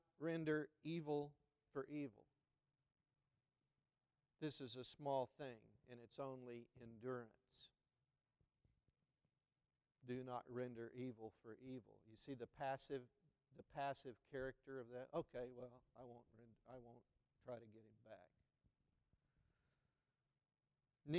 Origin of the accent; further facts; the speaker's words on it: McAlester, Oklahoma, United States; as a boy growing up in McAlester, Oklahoma, where my father pastored a Southern Baptist church in that small town